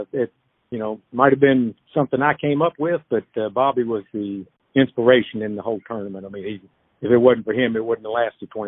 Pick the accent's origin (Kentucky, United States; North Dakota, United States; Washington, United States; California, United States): Kentucky, United States; New Haven; also born or lived in Bardstown; I was living in Bardstown at the time. I'm from New Haven.